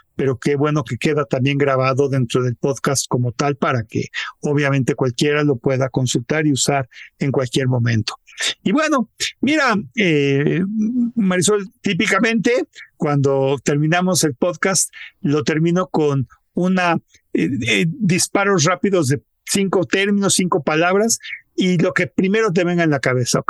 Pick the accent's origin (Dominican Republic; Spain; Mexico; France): Mexico; yo me siento como mexicano muy orgulloso